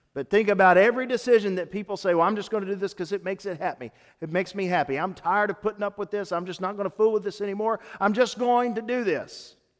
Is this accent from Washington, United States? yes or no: no; Tennessee, United States; I grew up in Tennessee